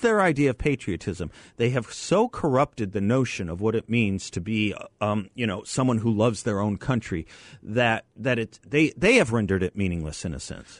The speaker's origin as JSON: {"language": "English", "town": "Phoenix", "region": "Arizona", "country": "United States", "tie": "born or raised there", "said": "I grew up here in Phoenix"}